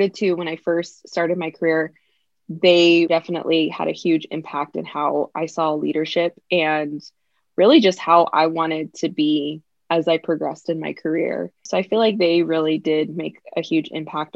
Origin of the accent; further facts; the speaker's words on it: California, United States; also born or lived in Virginia; grew up in California and I grew up with both my parents.